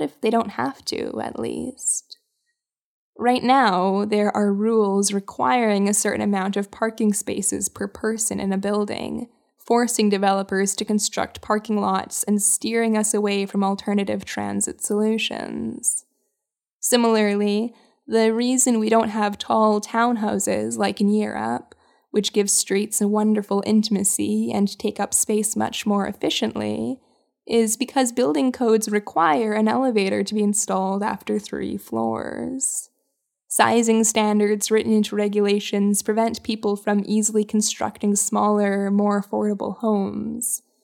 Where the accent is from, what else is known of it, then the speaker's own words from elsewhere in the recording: Winnipeg, Manitoba, Canada; my hometown of Winnipeg